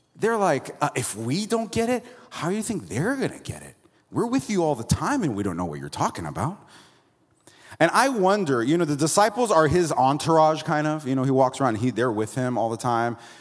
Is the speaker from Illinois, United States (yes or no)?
no; Florida, United States; now in Santa Cruz, United States; I'm from Florida originally